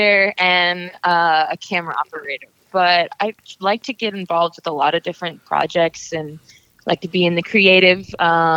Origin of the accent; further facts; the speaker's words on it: Atlanta, Georgia, United States; I was born in Atlanta, and I've lived here for most of my life